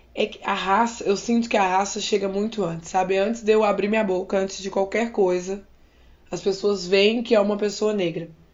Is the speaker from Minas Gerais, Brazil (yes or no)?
yes; Minas Gerais, Brazil; now in Campinas, Brazil; eu sou de Minas Gerais. Atualmente eu trabalho em Campinas como professor de arte